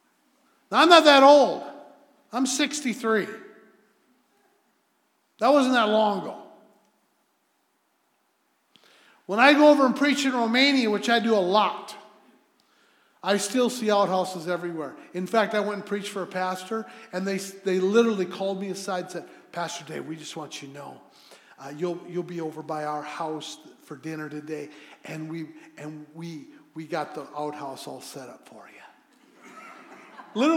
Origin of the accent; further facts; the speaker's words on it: United States; I'm an American.